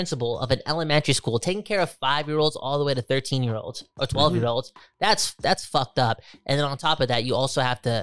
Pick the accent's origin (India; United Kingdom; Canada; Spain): Canada; Vancouver, British Columbia; the place that I was sort of from